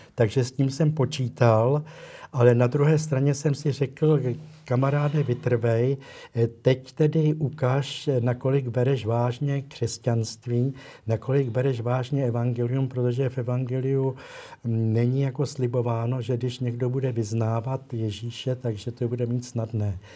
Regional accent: Prague, Czechia; also born or lived in Litoměřice; pocházím z Prahy

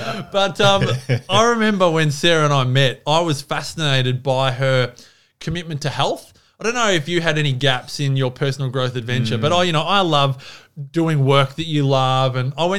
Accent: Melbourne, Victoria, Australia; I love AFL football. I grew up in Melbourne.

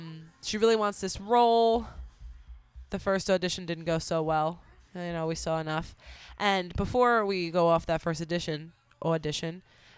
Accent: United Kingdom; So glad to be here. As a British woman.

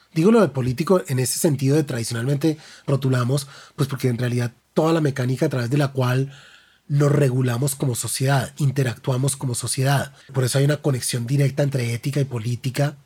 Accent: Bogotá, Colombia; como bogotano

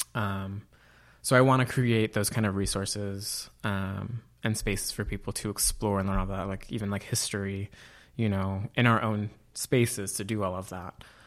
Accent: Auburn, California, United States; moved away as an adult; I grew up in Auburn, California

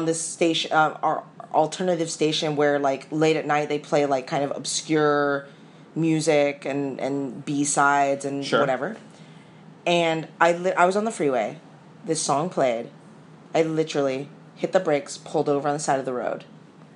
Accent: California, United States; I'm from California

